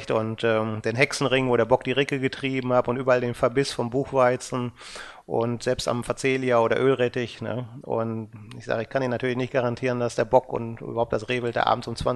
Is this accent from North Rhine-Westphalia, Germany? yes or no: yes; North Rhine-Westphalia, Germany; Also ich sag mal, ich bin im Sauerland aufgewachsen, ich kenne da die Mittelgebirgsreviere